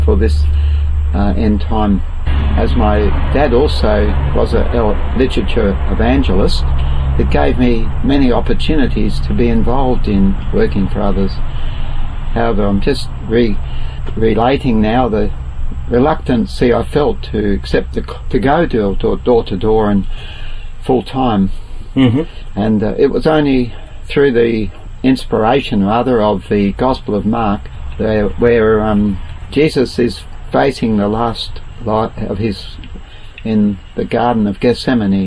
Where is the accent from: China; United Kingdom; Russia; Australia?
Australia; Murray Bridge, South Australia; moved away as an adult; now in Northern Territory, Australia; Murray Bridge was my birthplace, and I started in a caravan on the Murray River, and I'm still in the caravan up here in Northern Territory